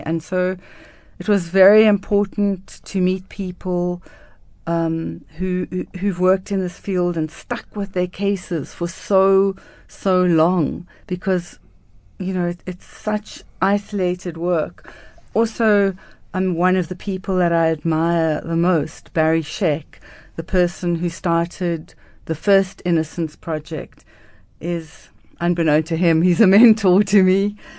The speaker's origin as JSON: {"language": "English", "town": "Cape Town", "region": "Western Cape", "country": "South Africa", "tie": "born or raised there", "said": "I grew up in Cape Town in Newlands, which is a very cold, rainy, um, area."}